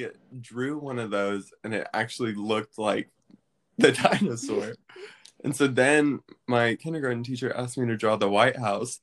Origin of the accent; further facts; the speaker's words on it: Maryville, Tennessee, United States; I'm from Maryville, Tennessee, which is right near Knoxville.